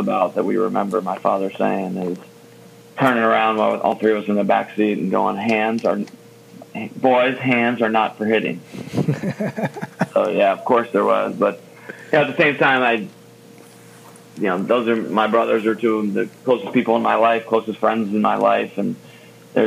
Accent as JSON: {"language": "English", "town": "Rockville", "region": "Maryland", "country": "United States", "tie": "born or raised there", "also_born_or_lived": "Washington, D.C.", "said": "I was born in Washington, D.C. and grew up in Rockville, Maryland"}